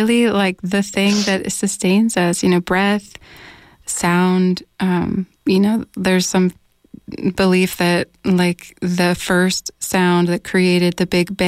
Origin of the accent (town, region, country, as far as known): United States; first language English